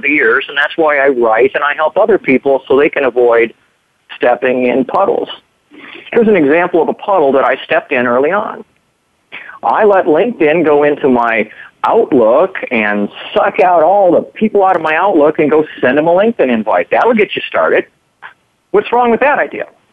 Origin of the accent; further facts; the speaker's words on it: Minnesota, United States; moved away as an adult; also born or lived in Arizona; I'm a Minnesotan. You know, Minnesotans, they, what do they say? Minnesota nice. You know, we kind of grow up here